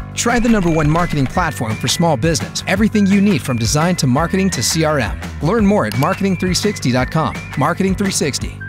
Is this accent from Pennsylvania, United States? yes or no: yes; Pittsburgh, Pennsylvania, United States; grew up right outside of Pittsburgh in a little township called Brentwood